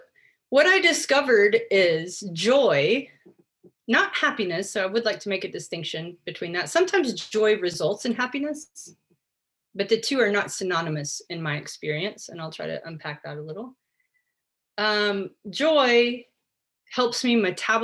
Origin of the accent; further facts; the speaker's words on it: United States; I was born and raised in the United States of America